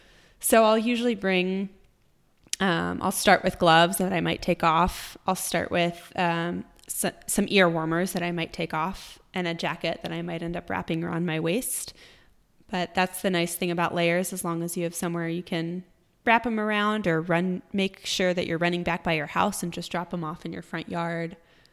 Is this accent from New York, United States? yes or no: yes; New York, United States; now in Austin, United States; I came from New York and I used to run, you know, training through winter was tough